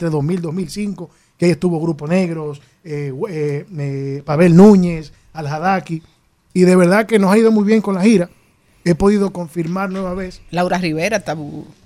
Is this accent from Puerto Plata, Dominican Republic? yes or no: no; Tenares, Hermanas Mirabal, Dominican Republic; Y yo soy de campo, yo soy de Tenara yo soy de un pueblo.